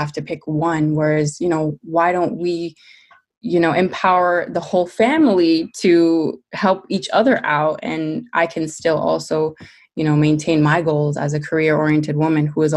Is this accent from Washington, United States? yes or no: no; New York City, New York, United States; I was born in New York City